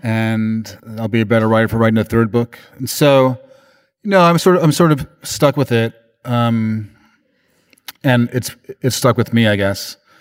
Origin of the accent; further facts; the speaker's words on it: New York, United States; I'm from New York